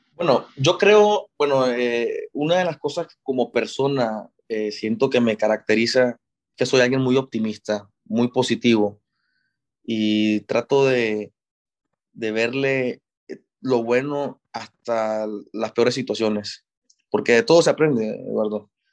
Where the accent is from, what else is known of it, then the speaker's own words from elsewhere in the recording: Nicaragua; also born or lived in Monterrey, Mexico; toda mi vida me creí en Nicaragua